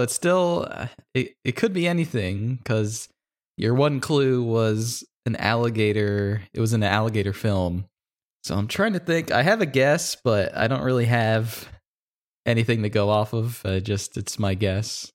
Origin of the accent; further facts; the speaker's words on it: Louisiana, United States; I grew up in Louisiana